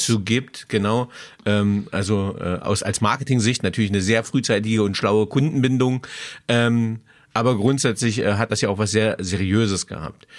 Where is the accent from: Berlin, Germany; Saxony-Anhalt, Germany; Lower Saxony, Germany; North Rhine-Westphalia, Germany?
Saxony-Anhalt, Germany; Magdeburg; born or raised there; now in Würzburg, Germany